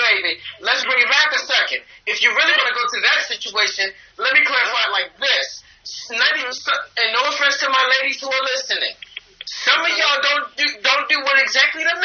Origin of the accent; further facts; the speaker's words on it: Atlanta, Georgia, United States; I'm from Atlanta. I'm from Atlanta, Georgia, baby.